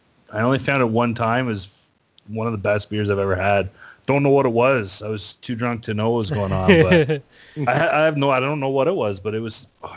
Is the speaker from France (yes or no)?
no; Canada; No, I won't lie. I'm a Canadian. I don't lie like that.